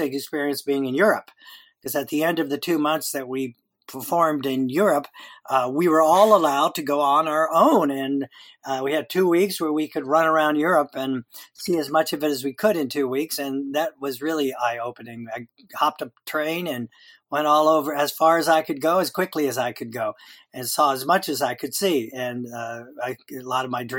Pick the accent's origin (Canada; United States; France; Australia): United States; Miami, Florida; moved away as an adult; now in Topanga, United States; I was born in Miami a while ago, a long time ago. But I moved to California